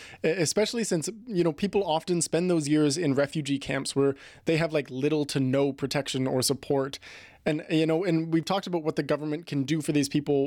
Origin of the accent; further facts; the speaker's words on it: Prince Edward County, Ontario, Canada; my hometown of Prince Edward County